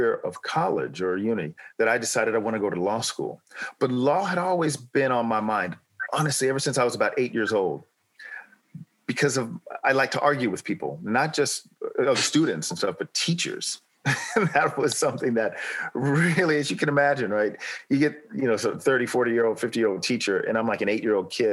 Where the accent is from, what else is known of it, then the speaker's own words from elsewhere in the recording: Los Angeles, California, United States; moved away as an adult; also born or lived in San Diego, United States; now in United Kingdom; I grew up in Los Angeles